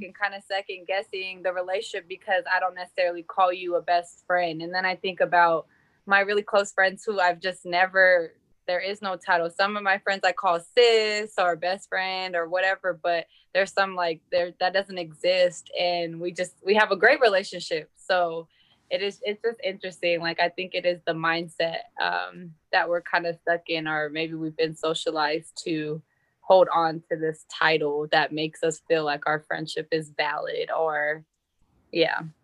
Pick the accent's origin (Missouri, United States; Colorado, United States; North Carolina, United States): Colorado, United States; Denver; also born or lived in San Diego; now in Washington, D.C., United States; I am also from Denver, Colorado.